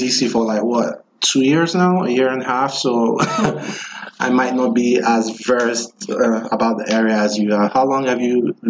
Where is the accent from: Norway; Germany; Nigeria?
Nigeria; now in United States; I'm from Nigeria